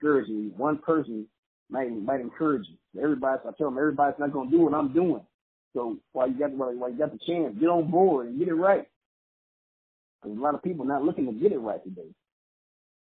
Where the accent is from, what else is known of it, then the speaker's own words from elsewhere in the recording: Los Angeles, California, United States; Coming from a small church growing up in Los Angeles, California